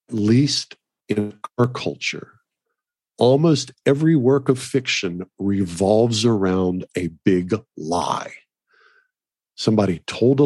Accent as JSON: {"language": "English", "region": "Oklahoma", "country": "United States", "tie": "born or raised there", "said": "I grew up in Oklahoma eating fresh beef."}